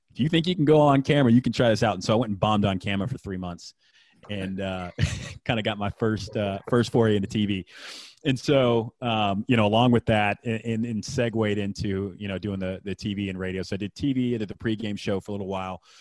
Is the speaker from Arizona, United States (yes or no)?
no; Houston, Texas, United States; also born or lived in Waco; growing up in Houston, spending time in Houston